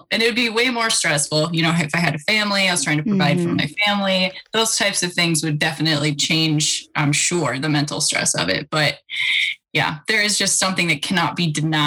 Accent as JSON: {"language": "English", "region": "Idaho", "country": "United States", "tie": "born or raised there", "said": "So I was born in Idaho and I was born into a family that was very outdoor focused"}